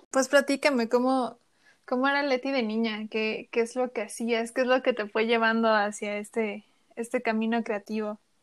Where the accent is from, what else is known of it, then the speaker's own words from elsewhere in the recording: Chiapas, Mexico; moved away; soy de Chiapas, yo nací en Chiapas